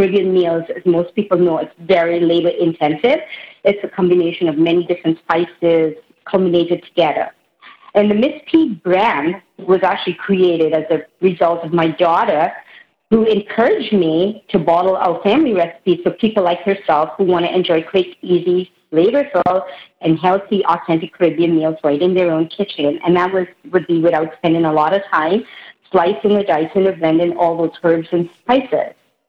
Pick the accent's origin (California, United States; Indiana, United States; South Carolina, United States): Indiana, United States; So I was born in Indiana, and I grew up with a family where both my mom and dad owned their own businesses.